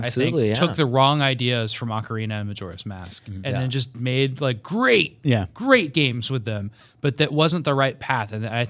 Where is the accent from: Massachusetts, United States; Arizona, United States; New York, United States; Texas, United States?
Arizona, United States; Phoenix; I'm from Phoenix